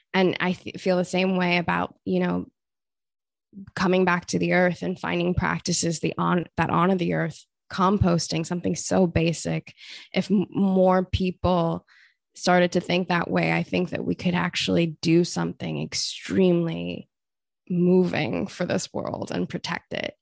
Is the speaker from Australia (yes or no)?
yes; Australia; I grew up in Australia